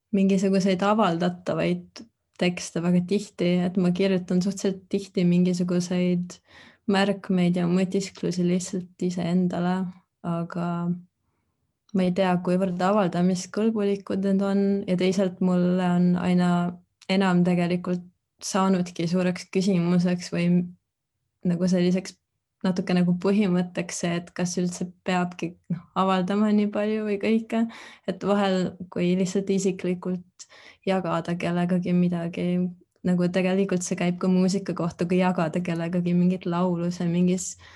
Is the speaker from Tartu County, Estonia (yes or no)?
yes; Tartu, Tartu County, Estonia; moved away as an adult; now in Berlin, Germany; ma olen Tartust pärit